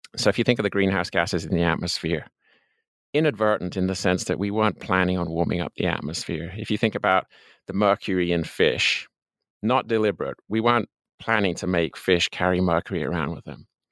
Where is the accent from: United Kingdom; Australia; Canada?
United Kingdom; England; moved away as an adult; also born or lived in Colorado, United States; I'm an Englishman by birth. Uh, I spent the first twenty-one years of my life there